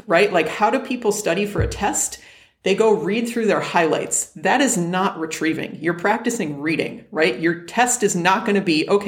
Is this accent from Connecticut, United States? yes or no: yes; West Hartford, Connecticut, United States; now in Arizona, United States; I'm from West Hartford, Connecticut, 860 is the area code there